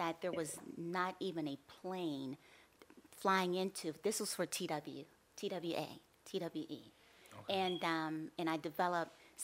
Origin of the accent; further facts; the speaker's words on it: Pittsburgh, Pennsylvania, United States; moved away as an adult; also born or lived in Erie, Pennsylvania / Kentucky; now in Philadelphia, United States; I'm from Pittsburgh, Pennsylvania.